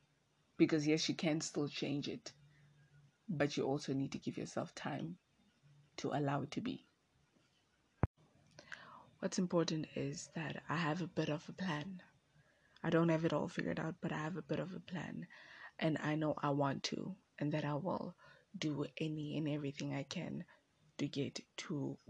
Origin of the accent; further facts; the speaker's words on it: Windhoek, Khomas, Namibia; I am from Windhoek